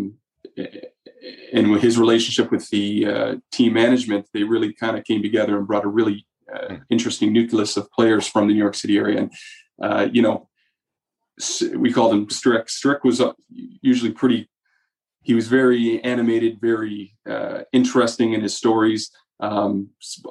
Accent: Canada; I am by nature of being Canadian.

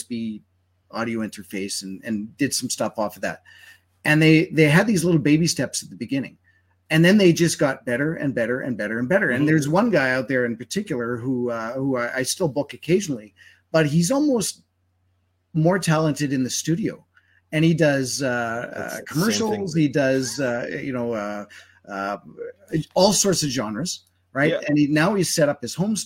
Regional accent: Winnipeg, Manitoba, Canada; moved away as an adult; now in Alberta, Canada; growing up in Winnipeg and having family, et cetera, out there

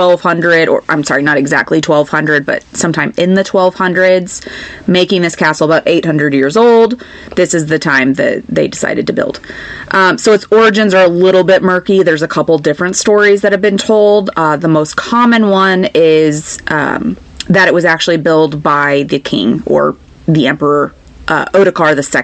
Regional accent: United States; I'm American

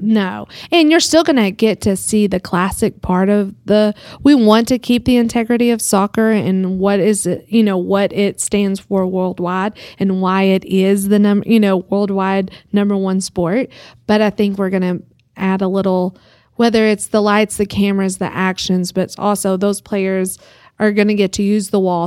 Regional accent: Groom, Texas, United States; also born or lived in Dallas; now in Amarillo, United States; it was my hometown

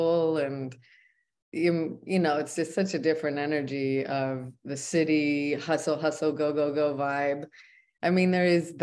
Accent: Canada; moved away as an adult; also born or lived in United States / Big Island, Hawaii; now in Maui, United States; I'm originally from Canada and was born in the US

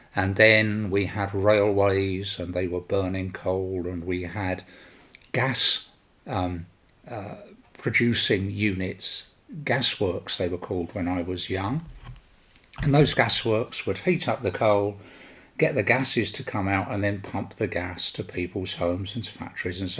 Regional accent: London, United Kingdom; now in Sweden; I was born and raised in London, as my accent portrays to you

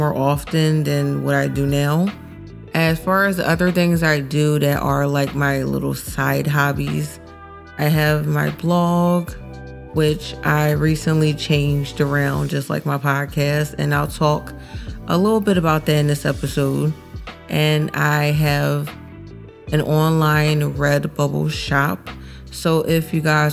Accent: Philadelphia, Pennsylvania, United States; I'm a blogger and I'm from Philly

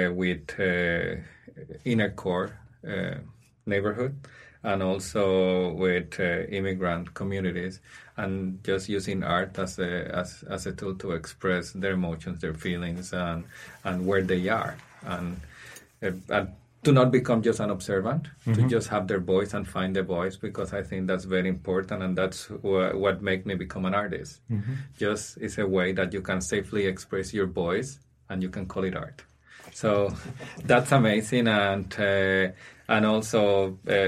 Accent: San Juan, Puerto Rico; moved away as an adult; now in Saskatchewan, Canada; I came here 14 years ago, and I was born in the Caribbean, in San Juan, Puerto Rico

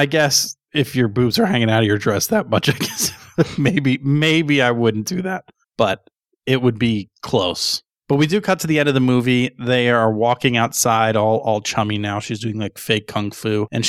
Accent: Connecticut, United States; I grew up in Southern Connecticut. I was 20 minutes away from what's heralded as pretty much the best pizza place in the United States.

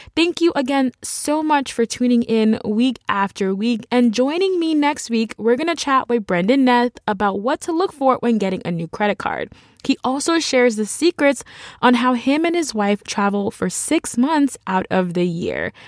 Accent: United States; as an American

